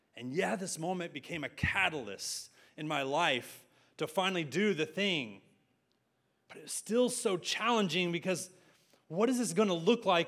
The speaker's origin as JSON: {"language": "English", "town": "San Angelo", "region": "Texas", "country": "United States", "tie": "born or raised there", "moved": "as an adult", "lives_now": "Arlington, United States", "said": "… speaking Spanish in my hometown at my restaurant"}